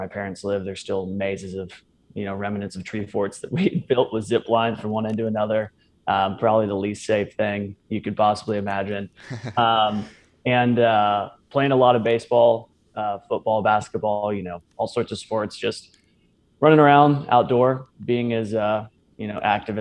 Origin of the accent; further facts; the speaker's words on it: Bee Cave, Texas, United States; I grew up here in Austin, actually just west of Austin out in Bee Cave